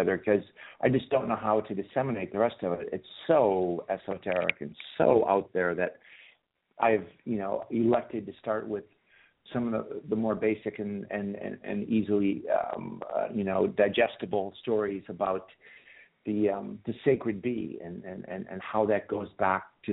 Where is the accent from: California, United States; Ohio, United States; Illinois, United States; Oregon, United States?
Illinois, United States; Chicago; moved away as an adult; also born or lived in Turkey; now in United Kingdom; I'm from Chicago